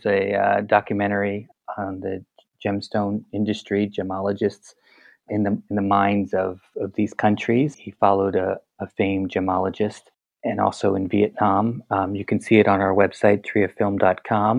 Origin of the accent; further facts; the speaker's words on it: New York City, New York, United States; moved away as an adult; also born or lived in Israel; now in Poland; I grew up in Tribeca